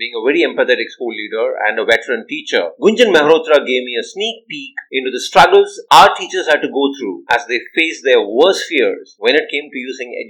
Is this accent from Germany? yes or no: no; India; a simple Indian teacher